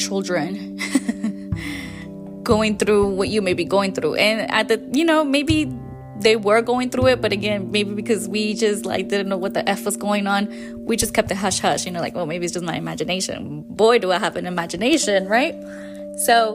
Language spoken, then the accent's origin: English; Mexico; My experiences in Mexico, where I grew up